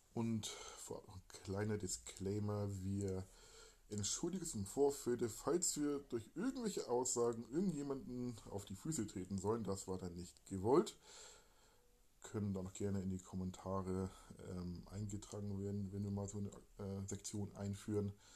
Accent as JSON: {"language": "German", "region": "Hamburg", "country": "Germany", "tie": "born or raised there", "also_born_or_lived": "Emsland / Lübeck", "said": "also gebürtiger Hamburger, lebte eine Zeit lang, dann Kindheit verbracht in Rumst, äh, Rumsdorf, eine kleine Trabantenstadt quasi, Speckgürtel von Hamburg"}